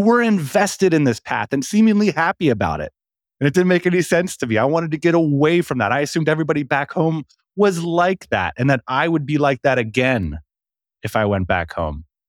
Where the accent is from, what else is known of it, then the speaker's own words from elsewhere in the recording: United States; moved away as an adult; also born or lived in Vietnam; I left America in two thousand and eight. I left my home country